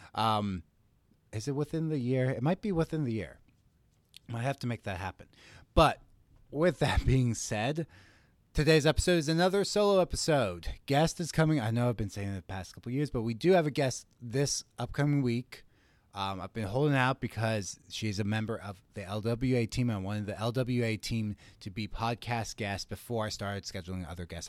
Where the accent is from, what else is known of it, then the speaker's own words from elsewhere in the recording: Gettysburg, Pennsylvania, United States; I grew up in Gettysburg, Pennsylvania, pretty rural